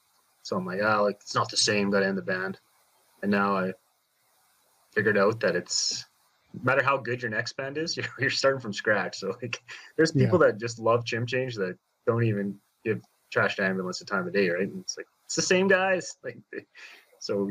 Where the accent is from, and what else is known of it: Saskatchewan, Canada